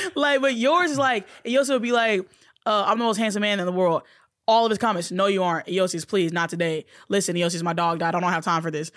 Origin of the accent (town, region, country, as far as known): Alabama, United States